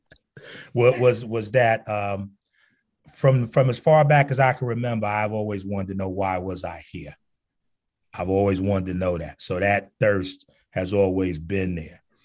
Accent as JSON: {"language": "English", "town": "Newark", "region": "New Jersey", "country": "United States", "tie": "born or raised there", "said": "growing up in Newark"}